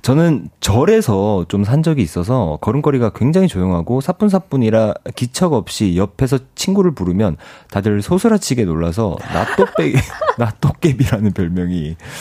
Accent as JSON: {"language": "Korean", "region": "Ulsan", "country": "South Korea", "tie": "born or raised there", "said": "전 고향이 울산이거든요"}